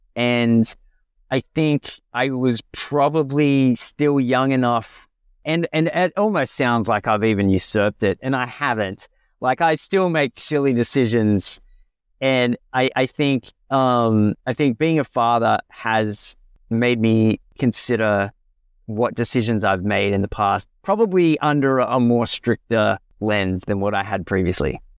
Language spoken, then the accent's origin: English; Australia; as an Australian financial planner